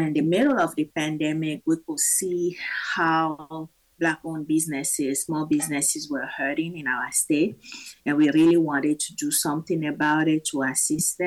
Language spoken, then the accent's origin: English; Togo; now in Omaha, United States; But I am originally from Togo in West Africa. I've been an Omahan by choice for about 23 years now.